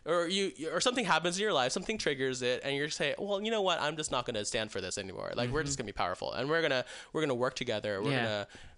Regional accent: Texas, United States; moved away as an adult; also born or lived in Chicago / San Diego; now in California, United States; After I moved out of Texas, which I'm from Texas

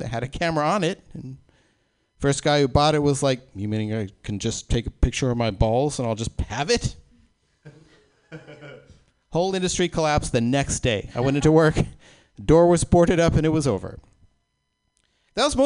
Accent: Oklahoma, United States; I was born in Oklahoma in the 70s

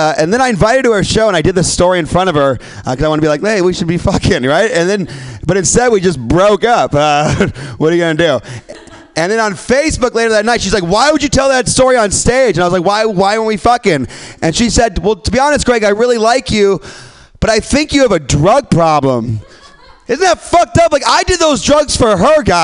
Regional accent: Midwest, United States; now in San Francisco, United States; I'm from the Midwest

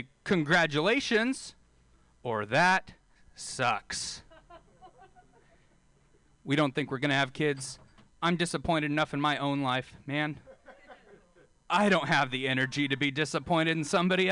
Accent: Bakersfield, California, United States; I'm from Bakersfield

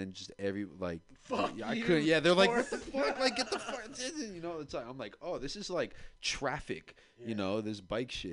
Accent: San Francisco, California, United States; I grew up in Bernal

